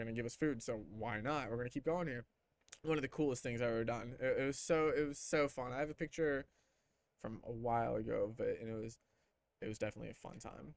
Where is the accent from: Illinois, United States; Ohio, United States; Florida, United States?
Florida, United States; Clearwater; I'm from Clearwater